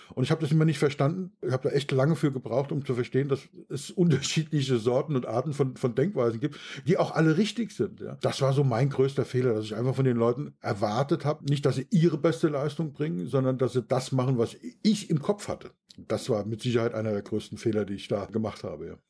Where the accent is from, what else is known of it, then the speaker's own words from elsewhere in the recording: Bad Kreuznach, Rhineland-Palatinate, Germany; bei uns in Bad Kreuznach